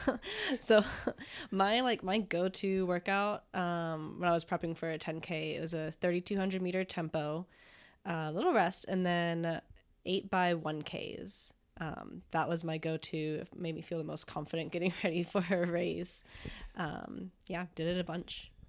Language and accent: English; Florida, United States; moved away as an adult; I'm from Florida, and so just moved on up this way